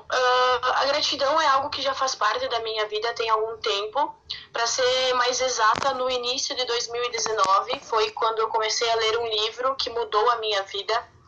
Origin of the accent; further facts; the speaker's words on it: Santa Catarina, Brazil; Uh, eu sou de Santa Catarina, numa cidade do interior.